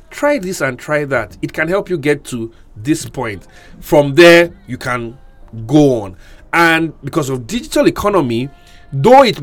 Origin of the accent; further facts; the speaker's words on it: Ikot Abasi, Akwa Ibom, Nigeria; Okay, first, first disclaimer: I'm from Ikot Abasi so let it not be like I'm, you know, doing something under the woods